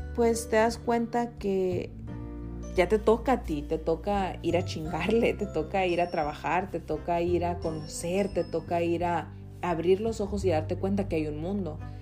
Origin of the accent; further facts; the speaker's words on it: Hermosillo, Sonora, Mexico; moved away as an adult; now in United States; me acuerdo cuando estaba en Hermosillo, yo soy de Sonora